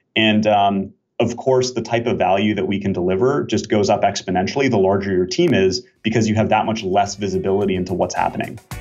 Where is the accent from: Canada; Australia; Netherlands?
Canada; also born or lived in Switzerland / Israel; now in Bay Area, United States; I'm Canadian originally